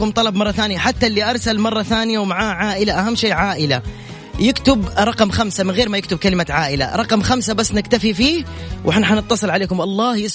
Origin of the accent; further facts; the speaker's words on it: Aleppo, Aleppo Governorate, Syria; now in Jeddah, Saudi Arabia; انا سوري بس آه، مقيم بجده من جديد